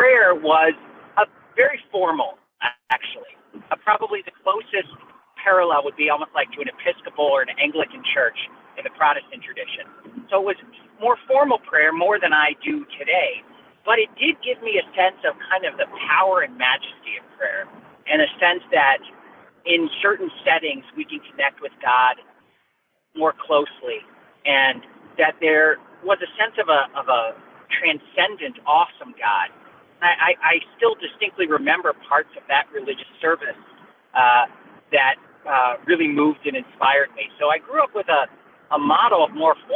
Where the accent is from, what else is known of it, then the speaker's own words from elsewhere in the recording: Houston, Texas, United States; my background is I grew up in Houston, Texas